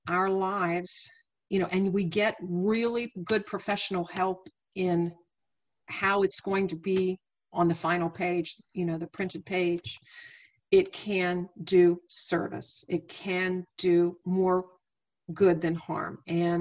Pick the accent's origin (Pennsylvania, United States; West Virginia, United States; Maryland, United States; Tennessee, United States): West Virginia, United States; Wheeling; also born or lived in Abingdon, Virginia; Wheeling, West Virginia is where I was raised, but I was born down in Virginia, in the Highlands, in Abingdon, Virginia